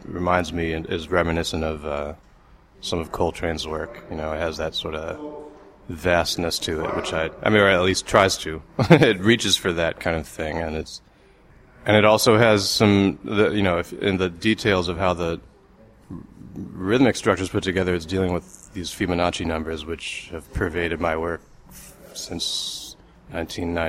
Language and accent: English; United States; I grew up in, 70s and 80s in America